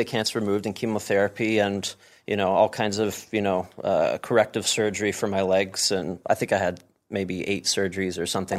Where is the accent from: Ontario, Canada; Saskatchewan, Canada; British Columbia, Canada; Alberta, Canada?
Ontario, Canada; Ottawa; born there; I was born in Ottawa, but my dad was in the military, so we moved all over the place.